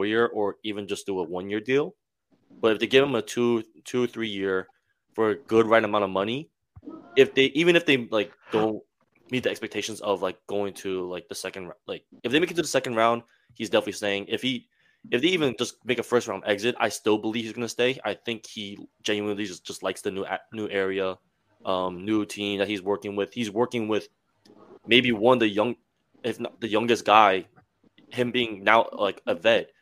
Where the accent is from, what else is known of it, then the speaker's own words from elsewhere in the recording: Fort Lee, New Jersey, United States; I'm from Fort Lee.